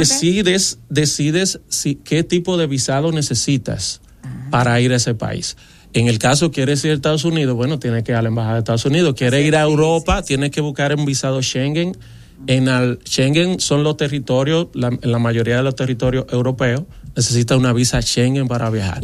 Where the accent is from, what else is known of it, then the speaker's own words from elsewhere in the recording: Dominican Republic; yo, un dominicano